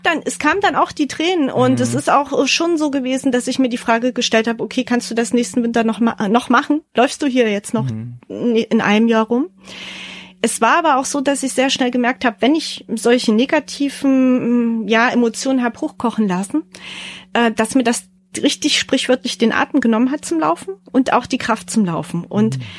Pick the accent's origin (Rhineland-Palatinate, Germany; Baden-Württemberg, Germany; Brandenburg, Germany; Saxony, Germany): Saxony, Germany; Leipzig; meine Heimat Leipzig